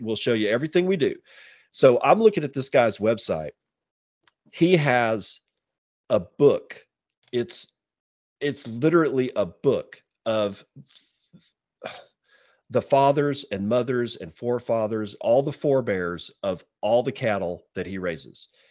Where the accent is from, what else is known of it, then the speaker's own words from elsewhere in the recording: Texas, United States; moved away as an adult; now in Eastern Washington, United States; I lived in Texas for decades. You know, I was born there, was raised there